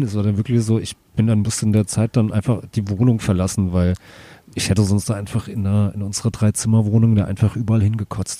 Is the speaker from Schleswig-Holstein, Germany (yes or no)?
no; Hattenheim, Hesse, Germany; bei uns in Hattenheim